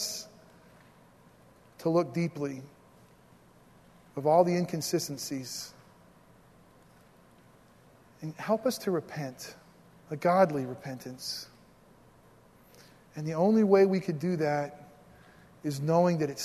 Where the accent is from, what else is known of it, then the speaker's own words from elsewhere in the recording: United States; we're Americans